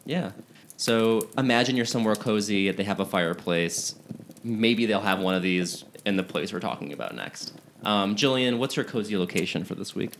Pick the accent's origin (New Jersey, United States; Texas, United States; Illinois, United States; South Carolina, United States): Illinois, United States; Chicago; moved away; I'm from Chicago